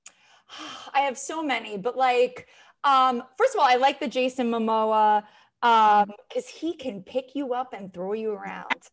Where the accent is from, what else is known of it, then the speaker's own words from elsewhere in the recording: Long Island, New York, United States; I am from Long Island, but I was raised by a single mother.